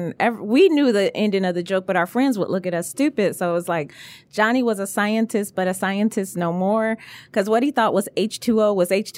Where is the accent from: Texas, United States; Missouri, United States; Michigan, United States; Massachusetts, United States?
Michigan, United States; Detroit; longtime Detroiter, Cody Comic graduate.